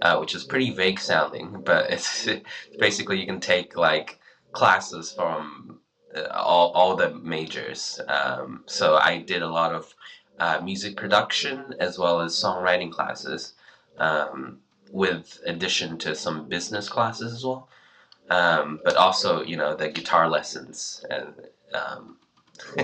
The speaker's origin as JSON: {"language": "English", "country": "Australia", "tie": "born or raised there", "also_born_or_lived": "China", "moved": "yes", "said": "I was born in China and moved to Australia when I was 10 years old"}